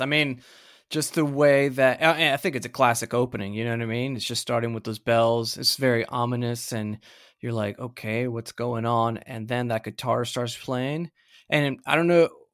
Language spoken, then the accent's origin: English; United States; now in Australia; an American living living here